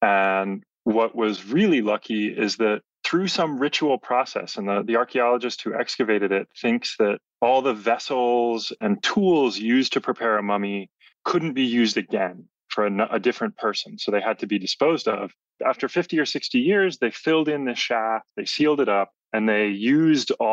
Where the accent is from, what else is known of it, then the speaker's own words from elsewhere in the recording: San Jose, California, United States; I grew up in San Jose, California